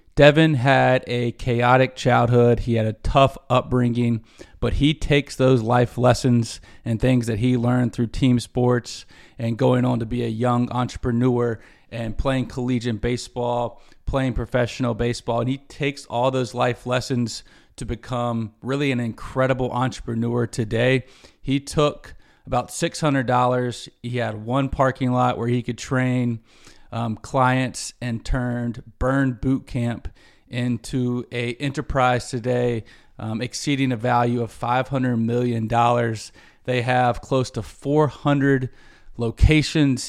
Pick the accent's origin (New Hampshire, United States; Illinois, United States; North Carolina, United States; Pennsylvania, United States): North Carolina, United States; Charlotte; in Charlotte as a kid